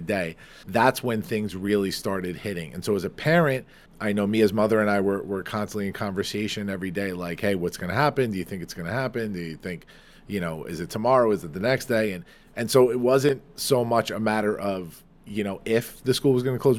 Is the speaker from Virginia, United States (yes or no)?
no; Farmingdale, New York, United States; Farmingdale, New York, my hometown, my place